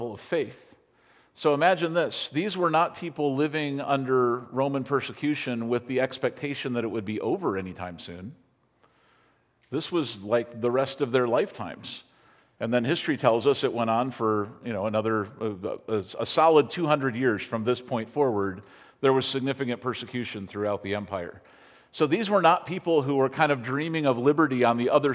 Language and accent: English; United States